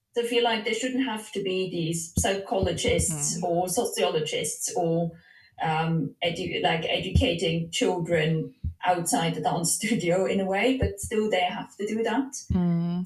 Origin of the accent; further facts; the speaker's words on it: Switzerland; I'm from Switzerland